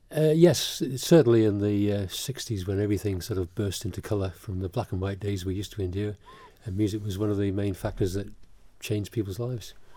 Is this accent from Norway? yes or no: no; Isle of Man; also born or lived in England; my parents actually, and my grandparents came over here in the late forties, early fifties, to farm, and uh, we came with them. I came as a four-year-old, four or five-year-old. So I've been here since I was four or five, but I still am not Manx